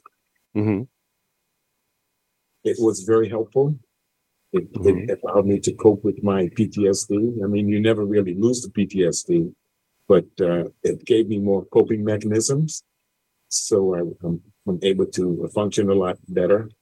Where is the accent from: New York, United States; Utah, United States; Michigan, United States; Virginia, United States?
New York, United States; New York City; moved away as an adult; also born or lived in St. Thomas, U.S. Virgin Islands; now in Hawaii, United States; I'm from Brooklyn, New York, Dean Street and Saratoga